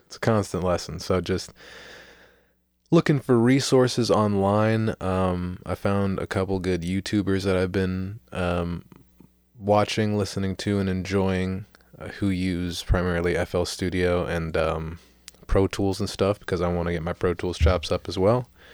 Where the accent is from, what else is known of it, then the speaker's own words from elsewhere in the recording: St. Petersburg, Florida, United States; I am a man, uh, born and raised in Saint Petersburg, Florida.